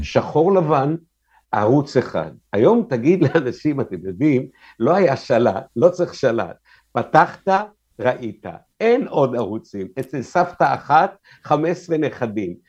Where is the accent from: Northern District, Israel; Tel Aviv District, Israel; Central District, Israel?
Tel Aviv District, Israel; Tel Aviv; אני גדלתי בתל אביב, אשכרה, מרכז תל אביב.